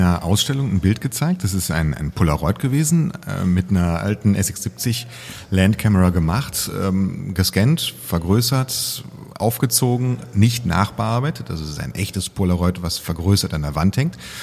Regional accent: Cologne, North Rhine-Westphalia, Germany; Als Kölner ist man mindestens mit der, mit der Grundschule dreimal oben gewesen

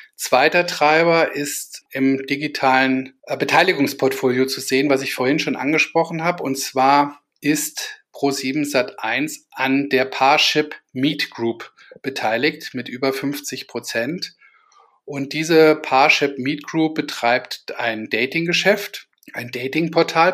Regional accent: Kassel, Hesse, Germany; aus Kassel, meiner Heimatstadt

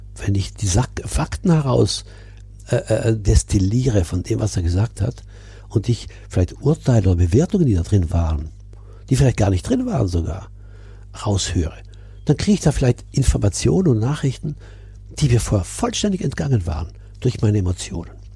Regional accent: Milan, Lombardy, Italy; now in Burgwedel, Germany; Ich bin ja in Mailand geboren, in Italien, in einer deutschen Familie, also meine Eltern waren Deutsche. Äh, abgesehen von der deutschen Schule, die ich besucht habe, der Rest war italienisch. Ich bin als Italiener aufgewachsen

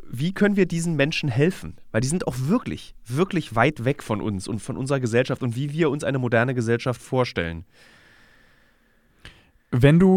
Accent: Berlin, Germany; Ich als Berliner würde sagen, ja bitte.

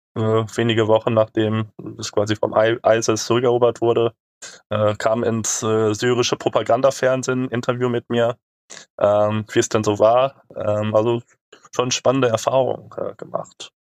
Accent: Germany; wir als Deutsche mit gutem Reisepass

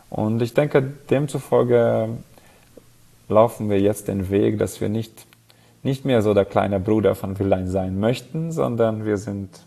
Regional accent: Szekszárd, Tolna, Hungary; Also ich komme aus dem Süden Ungarns, und meine Stadt und gleichzeitig das Anbaugebiet heißt Saxad.

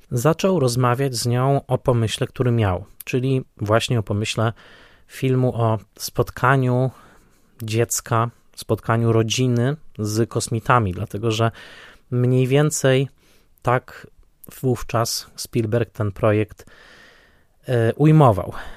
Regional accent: Tarnowskie Góry, Silesian Voivodeship, Poland; w Tarnowskich Górach na Śląsku urodziłem się ja

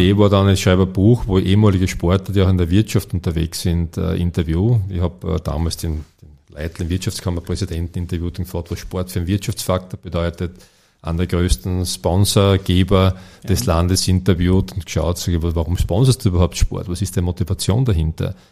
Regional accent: Ferlach, Carinthia, Austria; gebürtiger Fährlacher. Und wie, wie alle, die in den Bergen aufwachsen

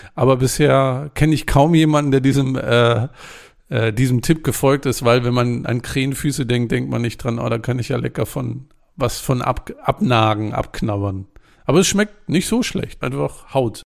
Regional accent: Germany; ich als Deutscher

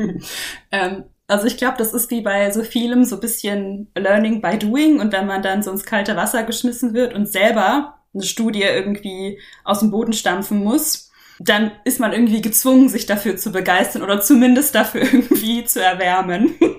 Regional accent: near Munich, Bavaria, Germany; ich komme aus der Nähe von München

